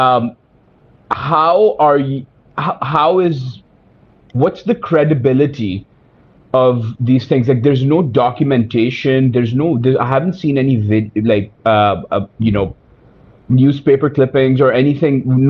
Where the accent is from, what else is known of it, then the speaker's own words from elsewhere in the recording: Pakistan; now in Canada; I'm a Pakistani immigrant to Canada